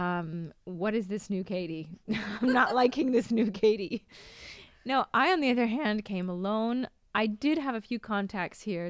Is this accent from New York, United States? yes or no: no; Seattle, Washington, United States; moved away; also born or lived in Boston; I'm from Seattle